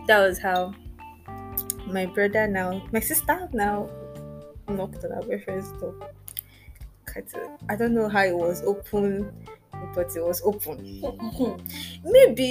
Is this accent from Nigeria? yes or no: yes; Port Harcourt, Rivers State, Nigeria; I grew up in Port Harcourt